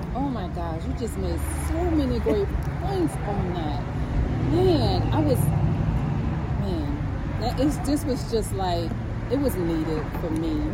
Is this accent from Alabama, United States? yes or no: no; New Orleans, Louisiana, United States; I come from the Florida Projects